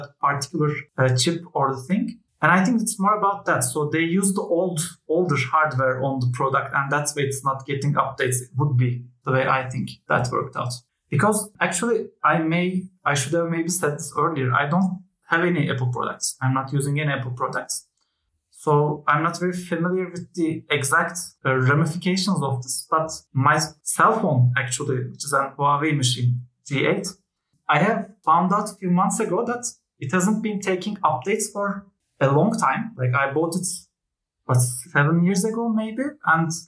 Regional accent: Turkey; I am a Turk

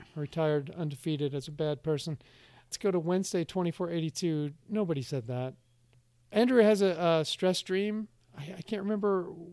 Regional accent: United States; being an American

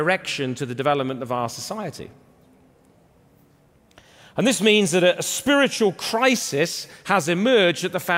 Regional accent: England, United Kingdom; moved away as an adult; also born or lived in Canada; If you come to my home, England, I was born and raised in England, lived in Canada for 20 years, back in England now

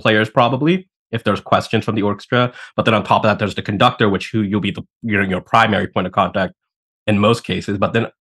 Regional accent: United States; growing up in America

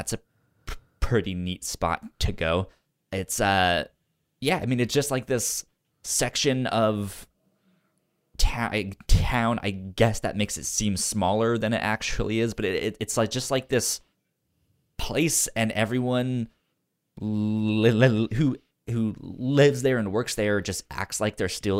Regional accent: Virginia, United States; So I grew up in Northern Virginia.

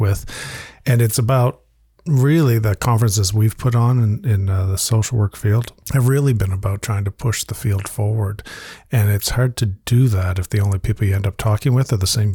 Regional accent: Halifax, Nova Scotia, Canada; my hometown in Halifax, which I'm proud

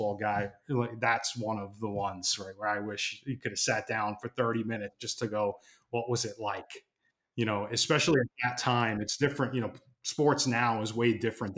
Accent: New York, United States; now in Raleigh, United States; I'm a New Yorker by trade.

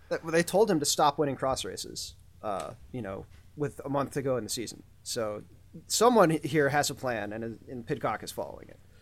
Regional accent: United States; as an American

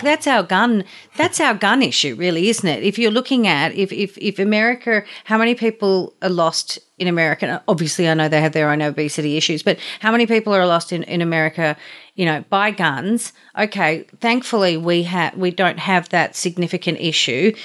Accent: Australia; as an Australian

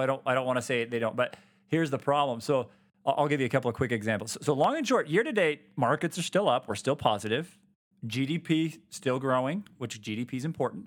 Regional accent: Utah, United States; born and raised here in Utah.

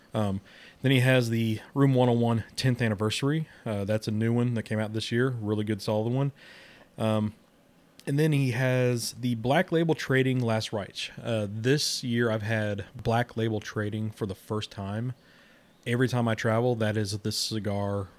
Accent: Kansas City, United States; I'm from Kansas City

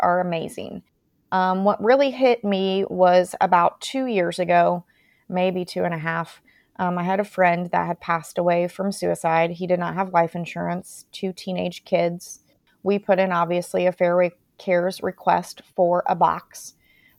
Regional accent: Mooresville, Indiana, United States; my hometown's Mooresville, Indiana

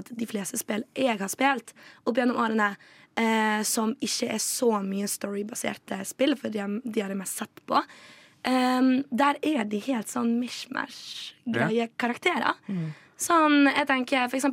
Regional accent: Vestlandet, Western Norway, Norway; moved away; heimbygda mi på Vestlandet

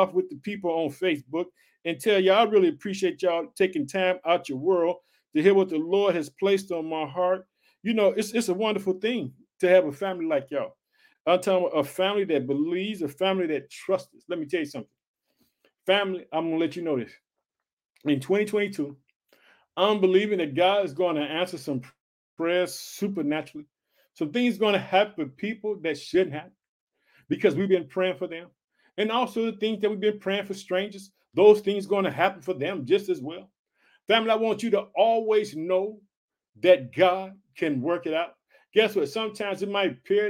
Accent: Illinois, United States; also born or lived in Chicago, Illinois; the state of Illinois, which is my home state. I reside in the city of Chicago, Illinois

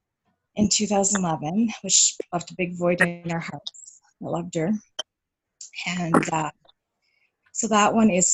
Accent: Brokenhead, Manitoba, Canada; I come from Broken Head, Manitoba.

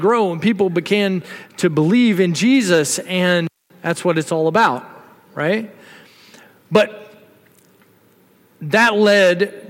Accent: the South, United States; now in Texas, United States; I'm from the South

